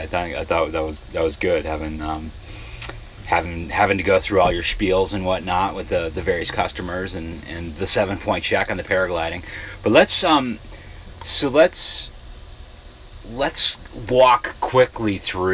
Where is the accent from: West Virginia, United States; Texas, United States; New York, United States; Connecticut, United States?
Connecticut, United States; Darien; you and I, growing up in Darien, that's Darien, Connecticut